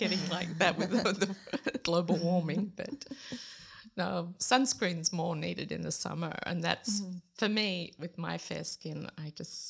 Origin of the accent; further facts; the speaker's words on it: Sydney, New South Wales, Australia; moved away as an adult; also born or lived in United States; now in Tartu, Estonia; I grew up in Sydney, lived in the same house for 22 and a half years.